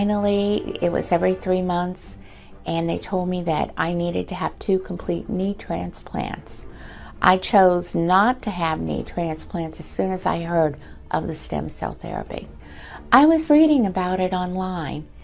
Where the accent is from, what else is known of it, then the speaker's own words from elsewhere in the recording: West Virginia, United States; also born or lived in Pennsylvania; now in Myrtle Beach, United States; I'm originally from West Virginia, transplanted to Pennsylvania, and now living down here in Myrtle Beach.